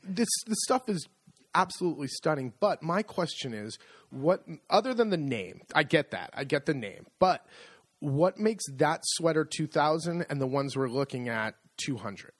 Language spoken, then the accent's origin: English; United States; moved away as an adult; now in Italy; I'm very American